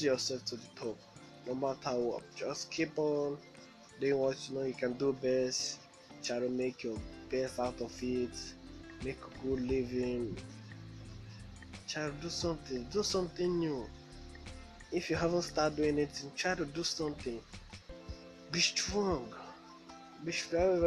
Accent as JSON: {"language": "English", "town": "Benin City", "region": "Edo", "country": "Nigeria", "said": "I'm from Nigeria, from Benin City."}